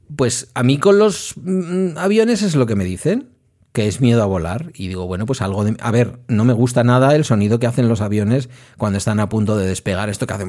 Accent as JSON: {"language": "Spanish", "region": "Basque Country", "country": "Spain", "also_born_or_lived": "Etxebarri", "said": "como soy vasco"}